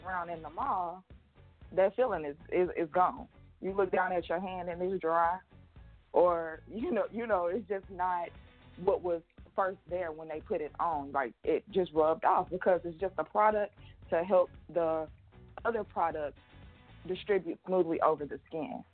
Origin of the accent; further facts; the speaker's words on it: Atlanta, Georgia, United States; also born or lived in Houston, Texas; I'm from Atlanta, Georgia